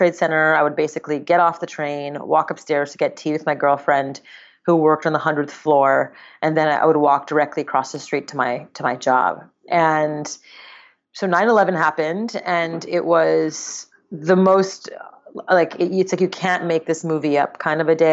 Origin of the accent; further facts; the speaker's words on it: Montreal, Quebec, Canada; now in United States; I grew up in Montreal, Canada, in the suburbs of Montreal